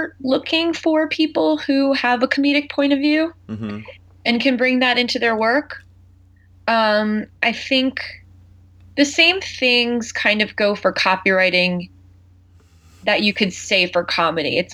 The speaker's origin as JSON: {"language": "English", "area": "Long Island", "region": "New York", "country": "United States", "also_born_or_lived": "Philadelphia area", "moved": "as an adult", "said": "I'm from Long Island"}